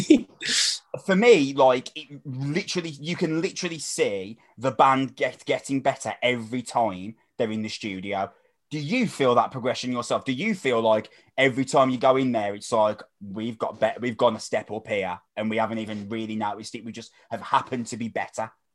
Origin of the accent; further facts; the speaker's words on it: Wolverhampton, West Midlands, United Kingdom; from Wolverhampton.